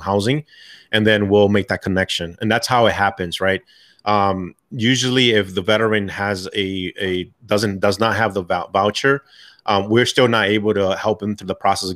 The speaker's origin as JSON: {"language": "English", "town": "New York City", "region": "New York", "country": "United States", "tie": "born or raised there", "moved": "yes", "said": "I'm originally from New York, Bronx, New York"}